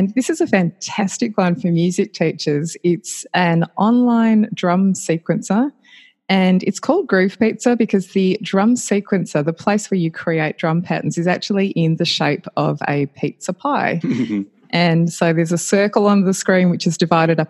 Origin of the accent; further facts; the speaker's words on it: Australia; I'm Australian and based in Australia still